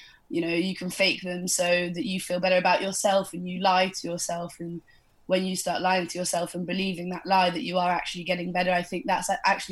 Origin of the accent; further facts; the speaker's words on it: Devon, South West England, United Kingdom; also born or lived in Bali; I moved back to my family home in Devon